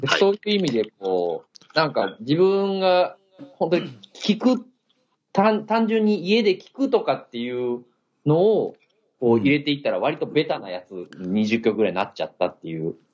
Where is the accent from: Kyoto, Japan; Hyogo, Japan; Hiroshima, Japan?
Hyogo, Japan; Himeji; 僕、兵庫県の姫路出身なんですよ。